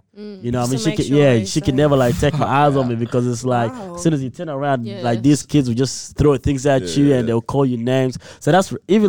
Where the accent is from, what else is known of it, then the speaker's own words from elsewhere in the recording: Egypt; So, example, like I grew up in Egypt, you know, to an extent, for a couple of years.